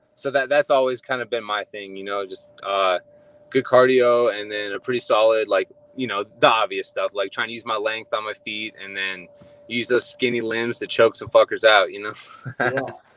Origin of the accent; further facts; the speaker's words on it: Ohio, United States; moved away as an adult; also born or lived in Hawaii; now in Fairfield, California, United States; So I was born and raised in Ohio.